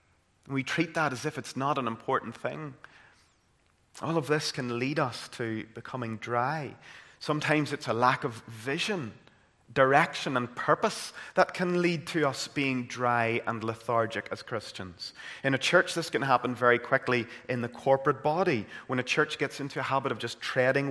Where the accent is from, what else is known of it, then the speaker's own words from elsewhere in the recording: Caledon, Northern Ireland, United Kingdom; growing up in Caledon and County Tyrone